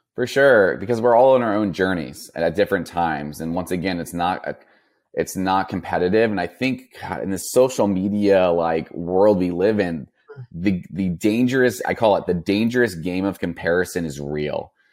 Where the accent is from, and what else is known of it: Napa, California, United States; born or raised there